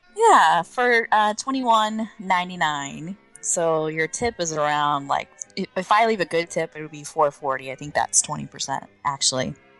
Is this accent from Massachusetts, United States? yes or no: no; Orlando, Florida, United States; I'm born and raised in Orlando, Florida